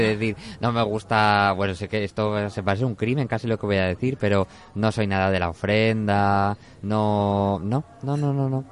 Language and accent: Spanish; Zaragoza, Aragon, Spain; no soy como un zaragozano de pro